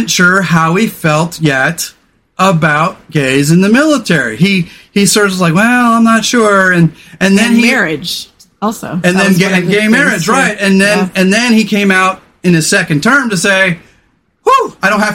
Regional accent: California, United States; I was a guy from the 80s. I was a dude from California

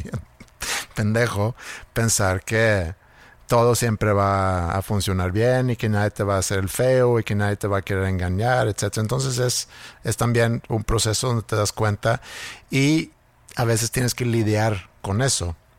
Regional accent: Sweden; born or raised there; moved away

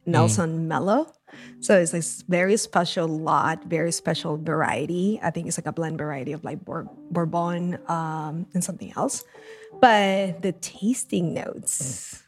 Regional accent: Lima, Peru; moved away; my first job in coffee was in my hometown of Lima in Peru. That's where I grew up

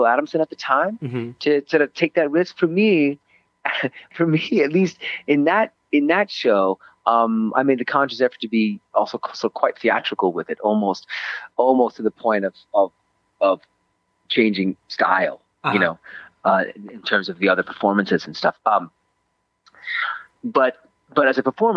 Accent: Switzerland; moved away; I grew up in Switzerland for most of my childhood and adolescence

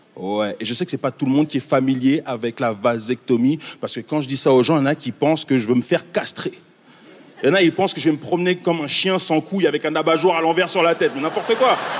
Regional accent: Montreal, Quebec, Canada; also born or lived in Congo; Moi, je viens de Montréal.

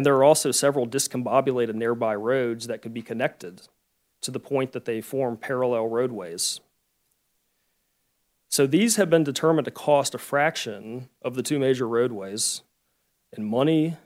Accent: Charlottesville, Virginia, United States; my hometown, which is Charlottesville, Virginia

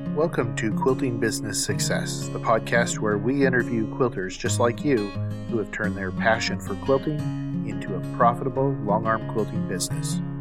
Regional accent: Washington, United States; moved away; I am originally from Washington State

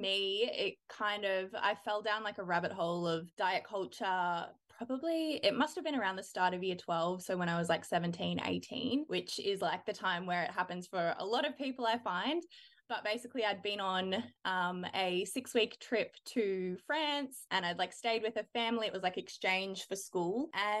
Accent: Melbourne, Victoria, Australia; moved away as an adult; now in Brisbane, Australia; Yeah, so I grew up in Melbourne. I lived there until I was about 22. And now I live in Brisbane, obviously in Australia.

